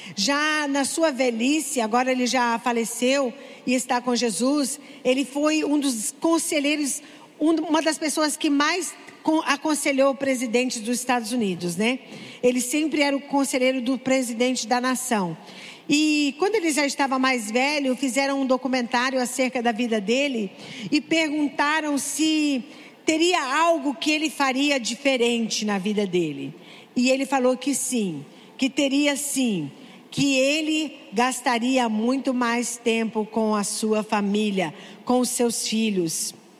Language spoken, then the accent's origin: Portuguese; Santarém, Pará, Brazil; now in São Paulo, Brazil; estar aqui em Santarém, na minha terra